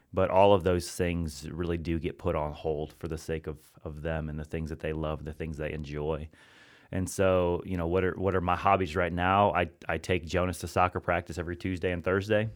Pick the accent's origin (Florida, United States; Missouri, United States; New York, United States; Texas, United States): Missouri, United States; Hannibal; I grew up in Hannibal, Missouri, other side of the state, right off the Mississippi River.